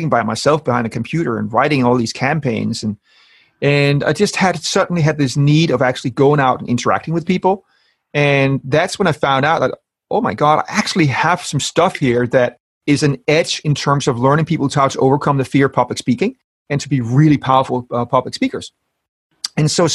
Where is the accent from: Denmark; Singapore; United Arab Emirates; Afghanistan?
Denmark; moved away as an adult; now in London, United Kingdom; So I'm from Denmark, and I have my family in Denmark.